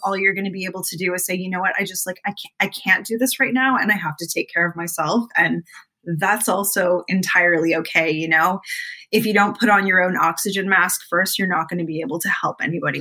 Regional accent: Canada; I am Canadian

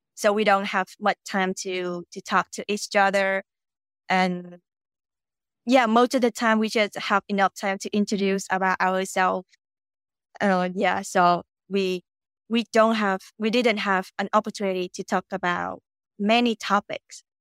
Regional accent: Vietnam; English is a second language; I'm Vietnamese, and I'm currently living in Vietnam.

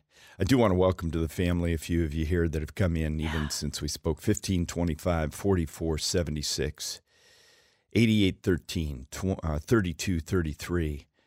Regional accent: Anchorage, Alaska, United States; My hometown of Anchorage, Alaska, has a higher violent crimes per 100,000 than Chicago, Illinois.

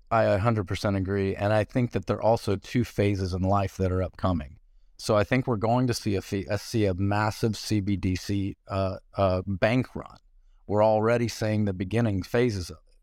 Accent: Nashville, Tennessee, United States; also born or lived in Puerto Rico; I'm from Nashville.

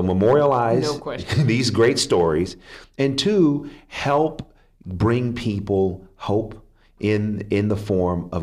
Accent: Oakland, California, United States; I'm from Oakland, California, and my father died

